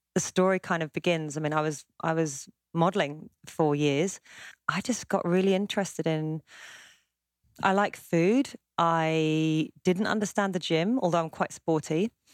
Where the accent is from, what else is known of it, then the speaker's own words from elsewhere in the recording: Surbiton, London, United Kingdom; I live in London. I grew up mostly in southwest London, so it's called Greater London now, as London keeps expanding. In a place called Surbiton, part of Kingston, near Wimbledon.